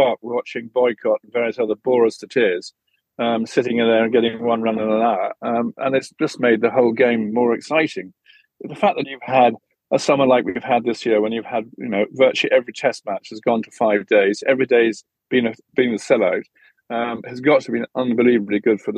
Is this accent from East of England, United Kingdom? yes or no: yes; Essex, East of England, United Kingdom; I was brought up in Essex.